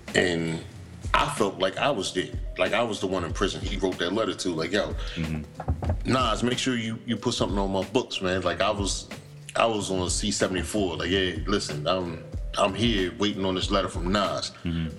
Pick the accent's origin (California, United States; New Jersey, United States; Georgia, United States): New Jersey, United States; Morristown; We're from New Jersey